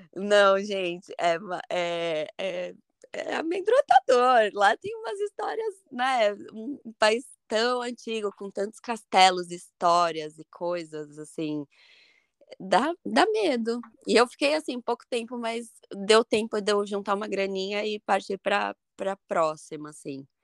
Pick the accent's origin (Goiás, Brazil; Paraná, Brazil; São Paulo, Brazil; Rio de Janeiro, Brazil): São Paulo, Brazil; moved away as an adult; also born or lived in Ireland; now in Ashland, United States; eu vim de São Paulo